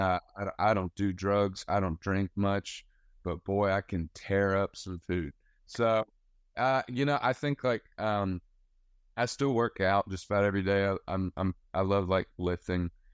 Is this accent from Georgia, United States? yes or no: yes; West Georgia, United States; now in Nashville, United States; I'm from West Georgia